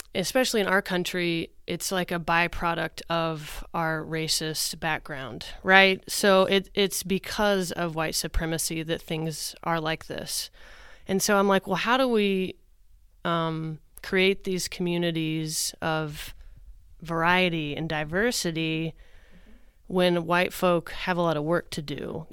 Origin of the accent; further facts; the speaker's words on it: Oklahoma, United States; I grew up in the Methodist Church here in Oklahoma.